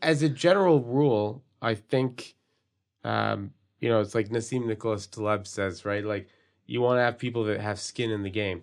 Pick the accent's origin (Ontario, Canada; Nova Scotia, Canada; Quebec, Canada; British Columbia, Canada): Quebec, Canada; Montreal; growing up in the Southwest of Montreal